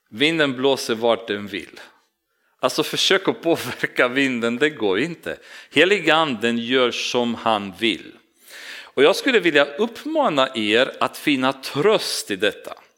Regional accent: Romania; now in Sweden; jag kommer från Rumänien och jag har min kultur och min personlighet

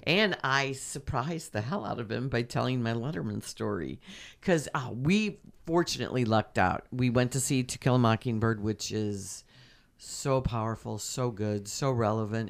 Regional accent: St. Louis, Missouri, United States; We're from Saint Louis

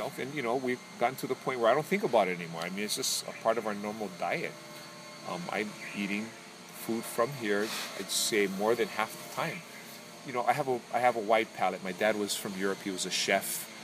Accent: Hawaii, United States; as a Hawaiian

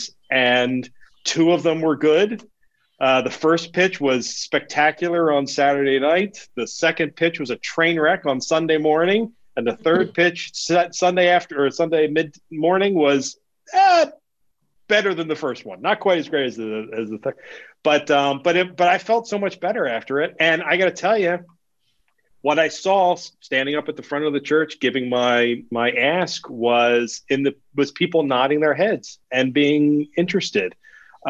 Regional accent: Elmer, New Jersey, United States; born in Elmer and my parents were married, as a matter of fact, at St. Anne's in Elmer

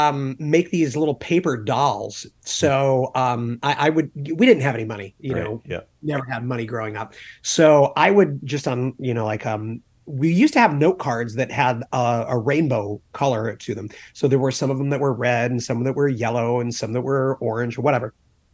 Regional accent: England, United Kingdom; also born or lived in Charleston, South Carolina, United States / upstate New York, United States / Germany / Texas, United States; So I was born in Charleston, South Carolina. We lived there for a little while, lived in upstate New York, moved to Germany when I was around 3 years old, and then moved back to upstate New York, moved to Texas, moved to New Jersey, and then I did my high school years in England.

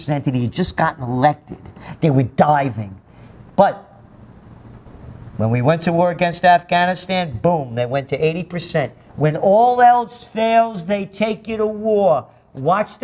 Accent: United States; I'm an American

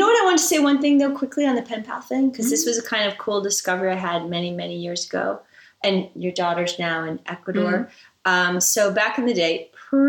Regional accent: United States; I'm American

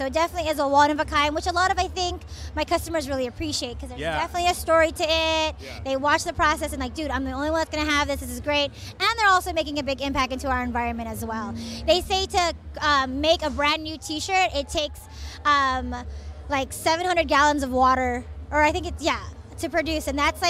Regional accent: Philippines; now in San Francisco, United States; learning about not only like community but our culture as being Filipino, I think is amazing, and so I really enjoy just being part of something like this. Right, we got to get out of the house. It's San Francisco.

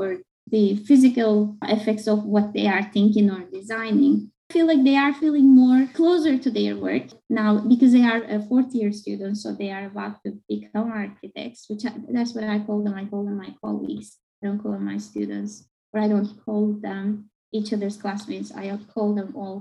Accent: Turkey; first language Turkish; English is a second language; moved away as an adult; also born or lived in Istanbul / Akron, Ohio / Baltimore, Maryland; now in United States; my mother tongue, that is Turkish, and how I grew up with it

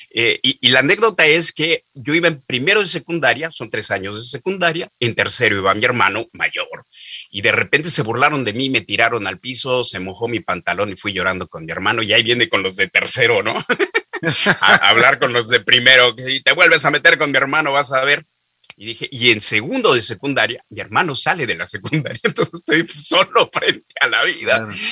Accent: Oaxaca, Mexico; also born or lived in Mexico City; yo soy de Oaxaca, que es un estado al sureste de la República Mexicana

